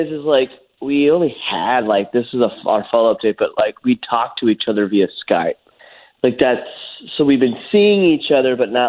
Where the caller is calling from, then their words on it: Longwood, Florida, United States; I'm calling you from Longwood.